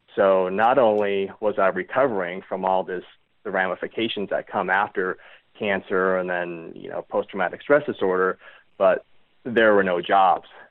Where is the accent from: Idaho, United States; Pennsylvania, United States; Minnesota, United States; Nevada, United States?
Nevada, United States; Reno; growing up in the Reno Tahoe area, like going to like camp as a kid